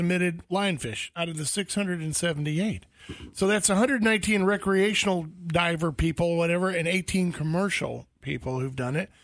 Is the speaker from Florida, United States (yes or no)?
yes; Florida, United States; I grew up in Florida